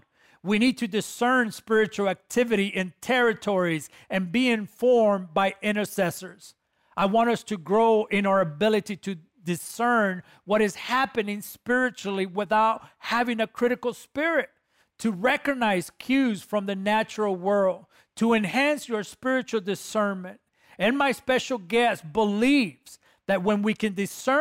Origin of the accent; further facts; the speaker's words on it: Guatemala; my home country, Guatemala